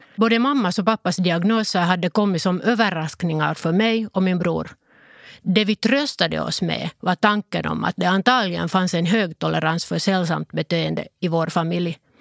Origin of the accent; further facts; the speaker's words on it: Lohja, Uusimaa, Finland; first language Finnish; Swedish is a second language; Vi var en vanlig familj som bodde i Lojo.